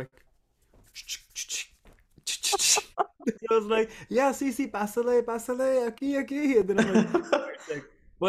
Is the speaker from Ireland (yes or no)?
no; Canada; moved away as an adult; also born or lived in England / Monterrey, Mexico / Toronto; I'm from Canada.